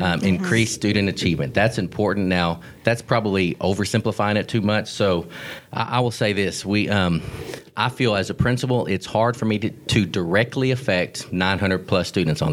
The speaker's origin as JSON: {"language": "English", "town": "Garland", "region": "Texas", "country": "United States", "tie": "born or raised there", "also_born_or_lived": "Dallas, Texas / Ennis, Texas", "lives_now": "Corsicana, United States", "said": "I grew up in Garland, born in Dallas, grew up, spent my elementary school time in Garland, Texas, and then sixth grade on, I lived in Ennis and graduated from Ennis High School"}